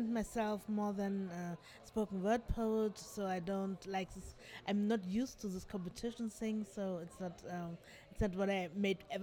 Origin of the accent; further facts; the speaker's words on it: Namibia; now in Germany; I'm located in Germany, but I'm originally from Namibia.